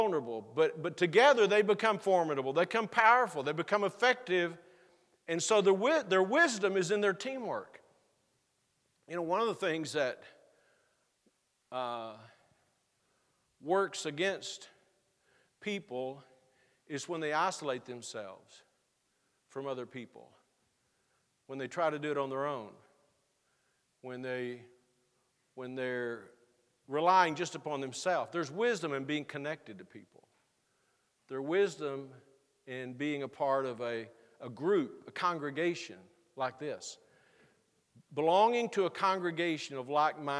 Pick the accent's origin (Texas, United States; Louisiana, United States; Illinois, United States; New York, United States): Texas, United States; moved away; where I grew up in Texas